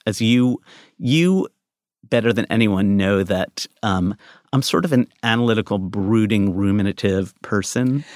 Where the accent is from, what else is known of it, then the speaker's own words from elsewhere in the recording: United States; I'm American